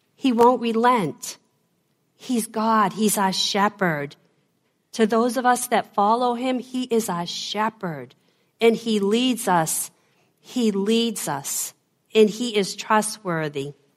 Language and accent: English; Boston, Massachusetts, United States; accent: Boston; my Boston accent